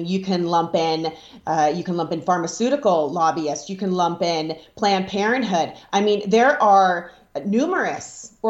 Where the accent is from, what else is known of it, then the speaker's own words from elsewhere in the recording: Nevada, United States; I'm from Nevada